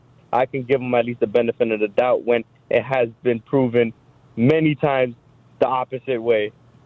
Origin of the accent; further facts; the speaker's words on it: Chicago, Illinois, United States; as a fan, as a Chicagoan